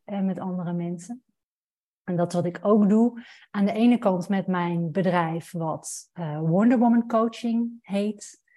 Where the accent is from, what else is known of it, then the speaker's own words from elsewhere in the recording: Roosendaal, North Brabant, Netherlands; moved away as an adult; also born or lived in Amsterdam; ik ben opgegroeid in Brabant, in Roosendaal